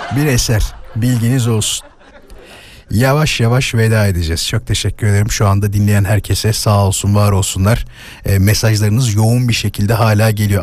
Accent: İzmit, Kocaeli, Turkey; memleketim orası. Hemen oradaki hastanede doğdum

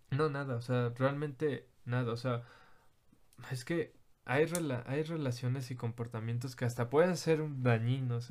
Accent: Mexico; Soy mexicano, no puedo cambiar que soy mexicano

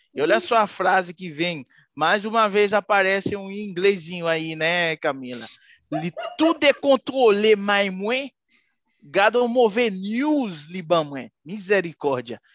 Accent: Haiti; eu sou haitiano

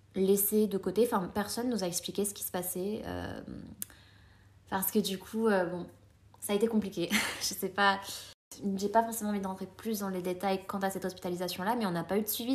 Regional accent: France; also born or lived in Colombia; je suis née en Colombie. et à l'âge de 3 ans, ma maman m'a amenée en France.

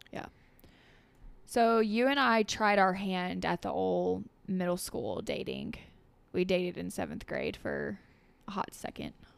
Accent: Dresden, Tennessee, United States; born and raised in Dresden, families from Dresden, lived there my entire life

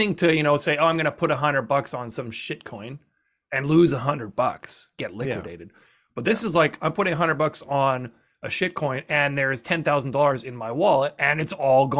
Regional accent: Western Canada, Canada; accent: Western Canadian; I'm Western Canadian, which is a little more neutral of an accent.

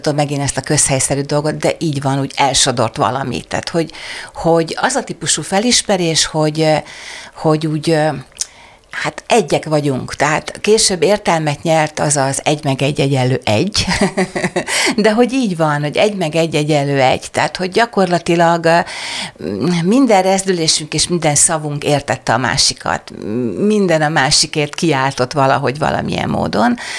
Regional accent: Kübekháza, Csongrád-Csanád, Hungary; also born or lived in Szeged; Én szegedi lány vagyok, Szegeden születtem, nagymamám Kübekházán, Szegedtől 18 kilométerre lévő kis falu

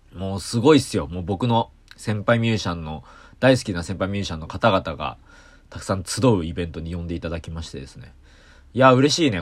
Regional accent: Kanagawa, Japan; 僕ね、あの、神奈川出身なんですけど

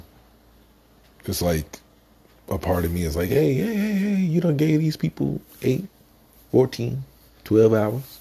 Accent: New York, United States; As a New Yorker, as a black man

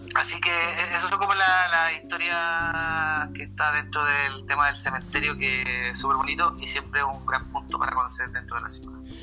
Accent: Punta Arenas, Magallanes and Chilean Antarctica, Chile; now in Maitencillo, Chile; yo viví en Punta Arenas, eh, mi juventud, mi niñez

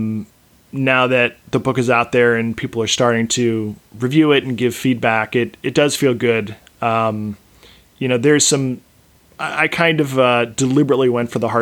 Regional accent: East Coast, United States; moved away as an adult; now in West Coast, United States; I live on the West Coast, but I was raised on the East Coast.

